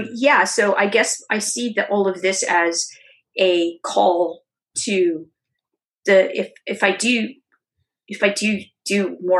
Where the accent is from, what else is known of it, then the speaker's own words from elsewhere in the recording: California, United States; moved away; this is my hometown is California